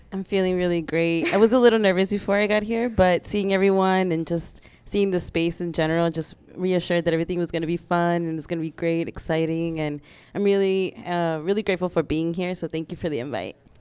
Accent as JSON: {"language": "English", "town": "Chicago", "region": "Illinois", "country": "United States", "tie": "born or raised there", "also_born_or_lived": "Mexico City", "moved": "as an adult", "said": "I was from Chicago"}